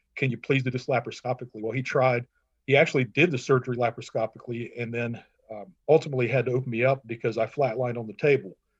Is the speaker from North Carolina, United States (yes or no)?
yes; Matthews, North Carolina, United States; moved away as an adult; also born or lived in Minnesota; now in Green Cove Springs, United States; I was born in Minnesota, but I grew up in Charlotte, North Carolina. I say Charlotte, but Matthews, North Carolina